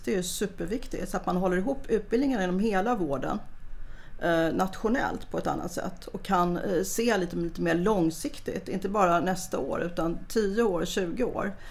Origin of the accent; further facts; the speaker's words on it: Stockholm, Stockholm County, Sweden; Jag kommer från Gubbängen, samma linje ungefär som Stefan Sundström